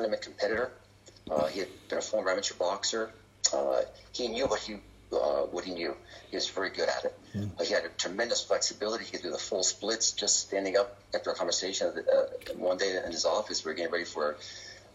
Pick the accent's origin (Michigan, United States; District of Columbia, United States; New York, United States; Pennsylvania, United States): Pennsylvania, United States; Reading; my hometown of Reading, Pennsylvania